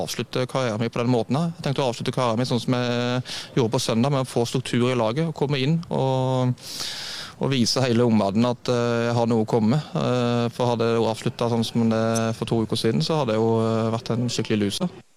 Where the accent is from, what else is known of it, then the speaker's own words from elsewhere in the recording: Sørlandet, Southern Norway, Norway; jeg er jo fra Sørlandet